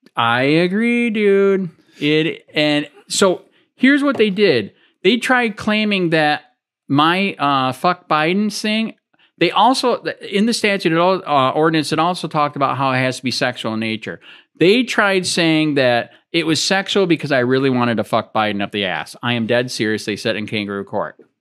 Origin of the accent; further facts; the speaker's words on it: Michigan, United States; now in Florida, United States; I'm from Michigan